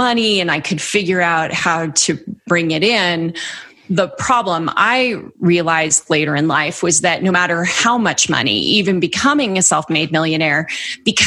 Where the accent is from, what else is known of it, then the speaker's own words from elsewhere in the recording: the Bay Area, California, United States; I grew up in the Bay Area.